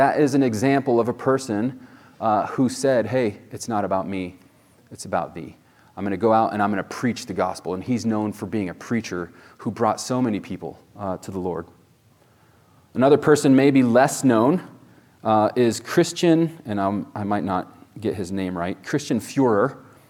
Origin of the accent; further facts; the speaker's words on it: Spain; I was born in Spain. My parents were missionaries there, and we'd go out to the plaza, in Spain there